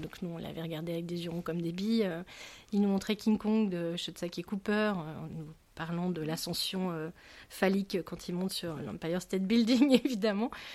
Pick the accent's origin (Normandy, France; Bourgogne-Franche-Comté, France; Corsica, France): Normandy, France; Rouen; J'ai grandi à Rouen